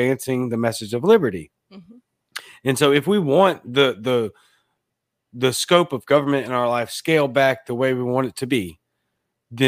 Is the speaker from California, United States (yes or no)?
no; Baton Rouge, Louisiana, United States; now in Jackson, United States; I live in Mississippi. I'm in Jackson. I'm from Baton Rouge, Louisiana